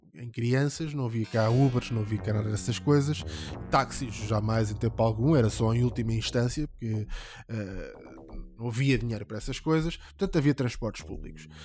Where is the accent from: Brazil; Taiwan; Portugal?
Portugal; Ramada, Lisbon; nós somos da mesma zona, eu sou da Ramada